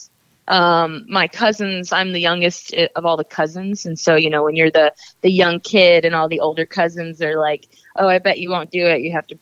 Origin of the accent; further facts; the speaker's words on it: Atlanta, Georgia, United States; I was born in Atlanta, and I've lived here for most of my life